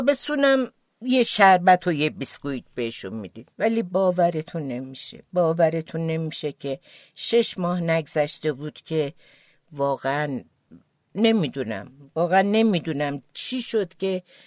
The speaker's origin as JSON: {"language": "Persian", "town": "Tehran", "region": "Tehran Province", "country": "Iran", "tie": "born or raised there", "also_born_or_lived": "Vienna, Austria", "first_language": "Azerbaijani", "second_language": "Persian", "said": "توی یک خانواده اصیل آذربایجانی ولی در تهران متولد شدم"}